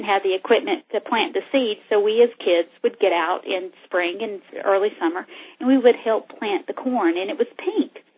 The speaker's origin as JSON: {"language": "English", "region": "North Carolina", "country": "United States", "tie": "born or raised there", "said": "I was raised in North Carolina"}